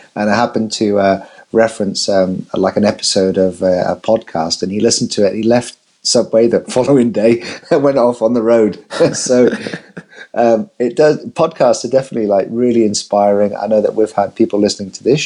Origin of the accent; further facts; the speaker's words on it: England, United Kingdom; I'm English